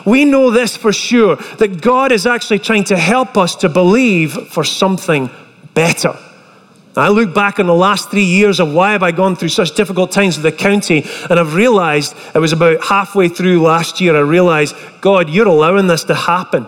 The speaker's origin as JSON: {"language": "English", "region": "Scotland", "country": "United Kingdom", "moved": "as an adult", "lives_now": "United States", "said": "I was fresh over from Scotland"}